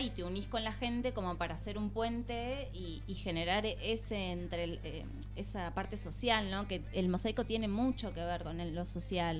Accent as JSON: {"language": "Spanish", "town": "Río Gallegos", "region": "Santa Cruz", "country": "Argentina", "also_born_or_lived": "Buenos Aires", "moved": "as an adult", "lives_now": "Barcelona, Spain", "said": "yo soy de Río Gallegos, Santa Cruz, pero viví en Buenos Aires"}